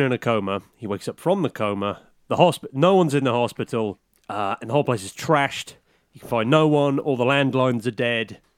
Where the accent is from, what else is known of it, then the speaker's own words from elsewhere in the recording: United Kingdom; I'm British.